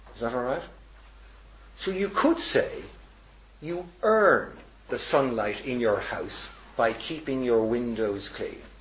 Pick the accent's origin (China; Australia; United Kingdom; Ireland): Ireland; Dublin, Leinster; I've gone from husband all the way to being Dubliner, to being Irishman, to European